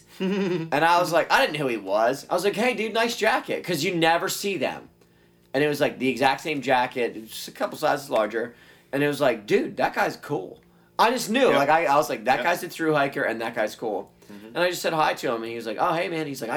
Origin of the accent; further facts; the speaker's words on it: Pennsylvania, United States; I'm from Pennsylvania